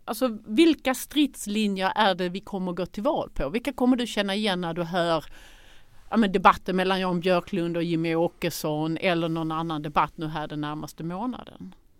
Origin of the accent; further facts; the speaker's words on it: Sweden; som svenskar